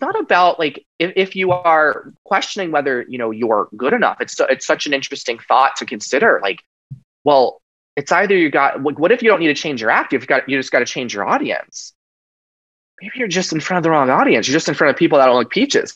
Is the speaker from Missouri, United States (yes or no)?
no; Long Island, New York, United States; growing up on Long Island, New York, in an, Italian American family